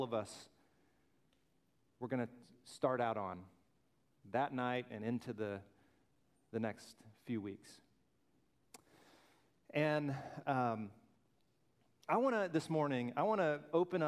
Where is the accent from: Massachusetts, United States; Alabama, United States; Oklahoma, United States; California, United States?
Alabama, United States; Birmingham; I grew up in Birmingham, Alabama